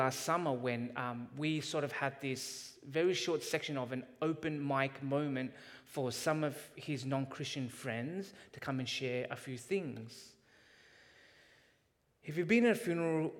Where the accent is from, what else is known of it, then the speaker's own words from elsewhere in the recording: Canada; as Canadians